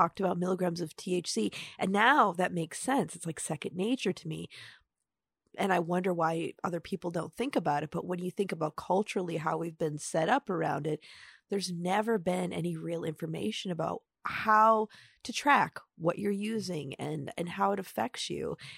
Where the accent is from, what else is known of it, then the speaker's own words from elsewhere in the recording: Upper Peninsula, Michigan, United States; growing up in the Upper Peninsula